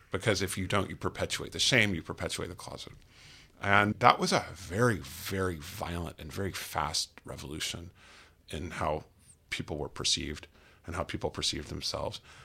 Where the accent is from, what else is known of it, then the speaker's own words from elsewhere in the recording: United States; as an American